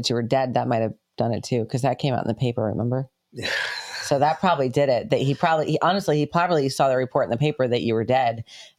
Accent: New York, United States; moved away; We heard about it more growing up in New York.

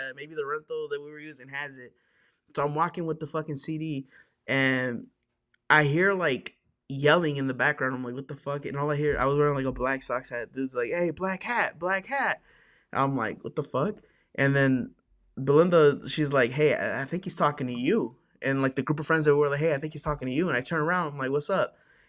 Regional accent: Chicago, Illinois, United States; Yeah, fuck it. I'm from Chicago.

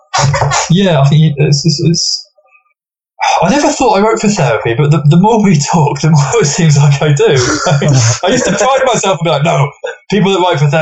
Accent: England, United Kingdom; England is very much almost like the 51st state. We're very Californicated

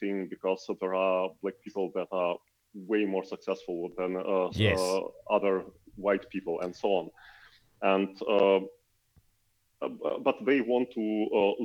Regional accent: Ukraine; I'm from Ukraine

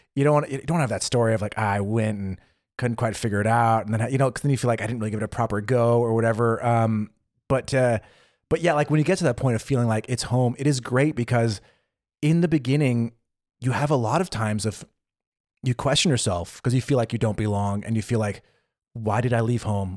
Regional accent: United States; moved away as an adult; now in Berlin, Germany; as an American

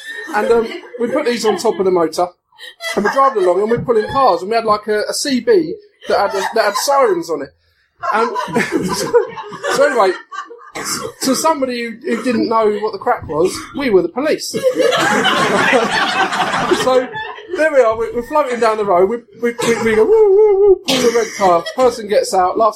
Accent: Hertfordshire, East of England, United Kingdom; I'm from Hertfordshire, from Hertfordshire Constabulary

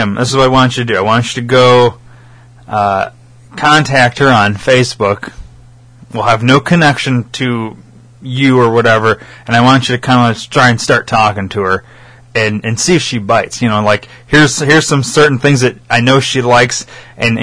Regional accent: Rockford, Illinois, United States; I put Rockford.

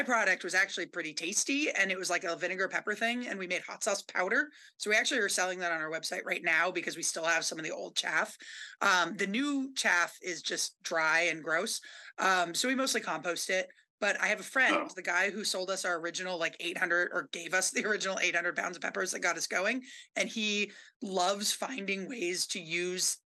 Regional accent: Berkeley, California, United States; now in Vermont, United States; I grew up in Berkeley.

